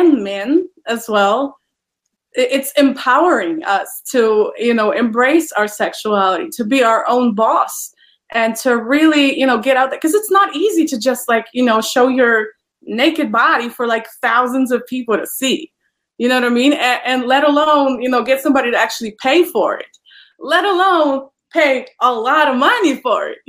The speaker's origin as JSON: {"language": "English", "country": "Poland", "moved": "as an adult", "lives_now": "United States", "said": "I am originally from Poland, and I immigrated to the United States in 2017."}